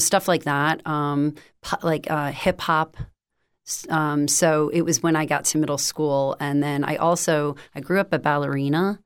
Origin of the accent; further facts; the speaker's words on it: Branford, Connecticut, United States; moved away as an adult; also born or lived in New York City; I grew up in Brantford, Connecticut, which is outside of New Haven.